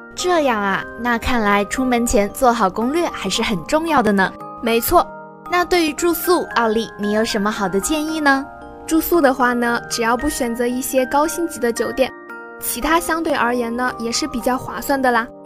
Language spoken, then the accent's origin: Chinese; Hubei, China; 作为一个土生土长的湖北人